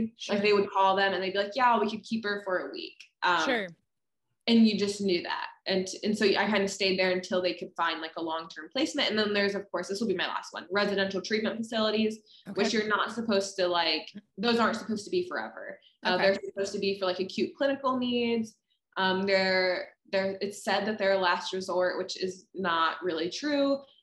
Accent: Ohio, United States; moved away as an adult; also born or lived in Minnesota; Ohio is where I grew up

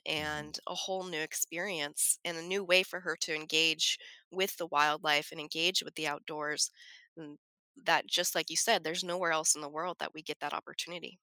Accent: Front Range, suburb of Denver, Colorado, United States; moved away; I grew up in Colorado, I grew up on the Front Range

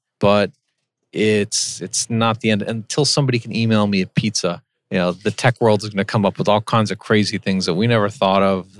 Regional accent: Iran; And I grew up in Iran.

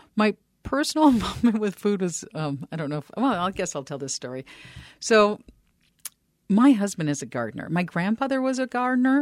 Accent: Minneapolis, Minnesota, United States; I grew up in Northeast Minneapolis, Northeast Minneapolis

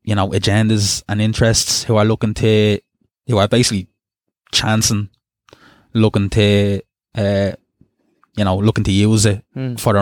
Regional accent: Dublin, Leinster, Ireland; growing up in Ballymun

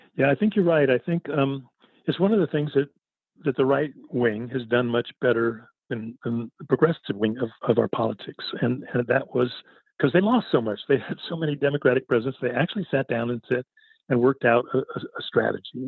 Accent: Berkeley, California, United States; I grew up in Berkeley during the People's Park and the and the Mario Savio movement

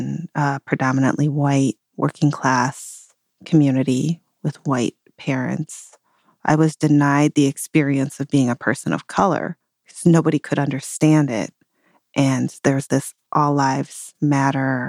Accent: Detroit, Michigan, United States; I grew up in the Detroit area

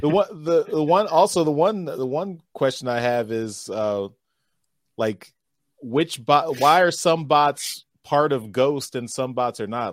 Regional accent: Philadelphia, Pennsylvania, United States; it's centered around Philadelphia. That's my hometown

